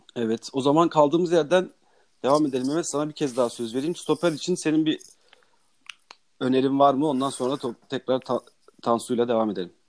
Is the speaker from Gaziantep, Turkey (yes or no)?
yes; Gaziantep, Turkey; Ben de Gaziantepliyim